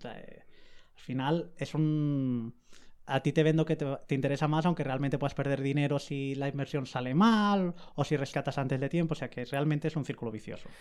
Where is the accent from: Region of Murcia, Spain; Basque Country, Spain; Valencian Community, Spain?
Valencian Community, Spain; Alicante; yo soy de Alicante